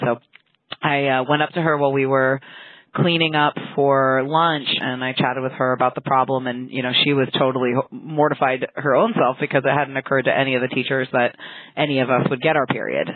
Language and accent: English; San Francisco, California, United States; I grew up in San Francisco